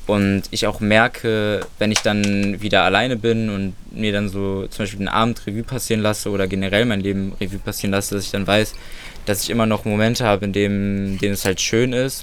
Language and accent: German; Solingen, North Rhine-Westphalia, Germany; mein Haus, wo ich aufgewachsen bin